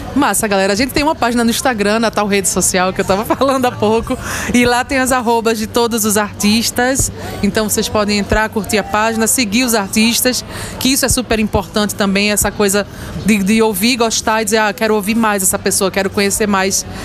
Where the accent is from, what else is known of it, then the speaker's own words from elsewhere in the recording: Carpina, Pernambuco, Brazil; eu sou de Carpina.